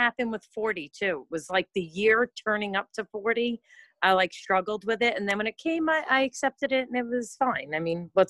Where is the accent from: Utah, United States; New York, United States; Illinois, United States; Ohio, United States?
New York, United States; Long Island; So, I'm from New York. I've lived here my whole life. I'm 49, really struggling this year with turning 50.